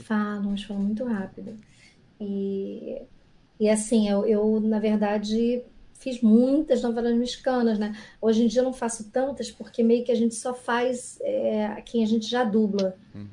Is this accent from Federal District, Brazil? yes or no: no; Rio de Janeiro, Brazil; eu sou carioca